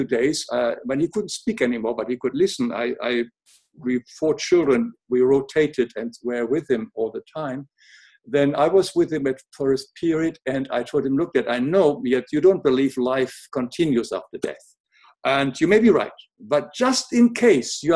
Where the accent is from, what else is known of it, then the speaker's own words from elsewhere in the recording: Germany; English is a second language; moved away; also born or lived in Africa / America; as you can hear, I was born in Germany, but I lived in Africa and America for a long time now